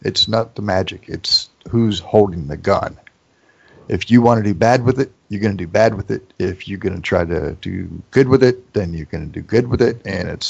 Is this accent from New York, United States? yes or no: no; Toledo, Ohio, United States; also born or lived in Sedona, Arizona; I was born, to the best of my knowledge, I was born in Toledo and raised here. And then I moved. I've been all over the country. I've done time in Sedona.